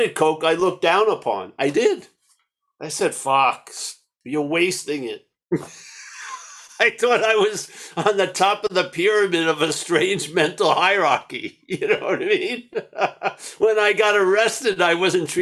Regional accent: New York, United States; I'm from New York

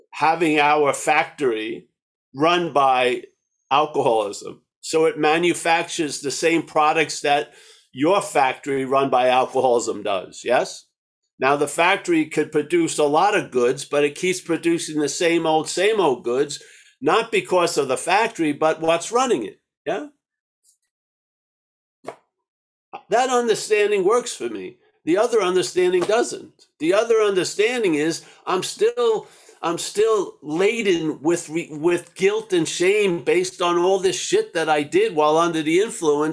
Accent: New York, United States; I'm from New York

